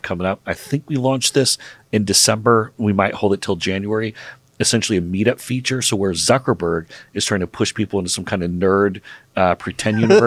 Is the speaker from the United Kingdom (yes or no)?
no; Seattle, Washington, United States; I grew up in Seattle